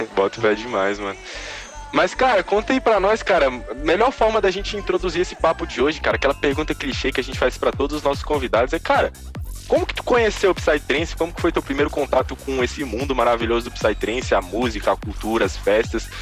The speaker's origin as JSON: {"language": "Portuguese", "town": "Brasília", "region": "Federal District", "country": "Brazil", "said": "eu sou de Brasília"}